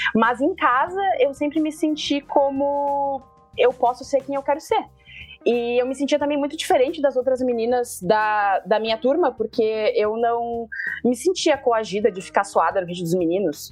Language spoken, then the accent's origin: Portuguese; Porto Alegre, Rio Grande do Sul, Brazil